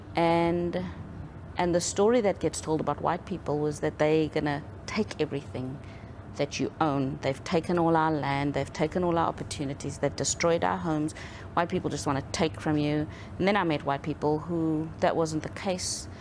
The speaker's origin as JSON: {"language": "English", "country": "South Africa", "tie": "born or raised there", "said": "growing up in South Africa, um, I was born into an apartheid South Africa"}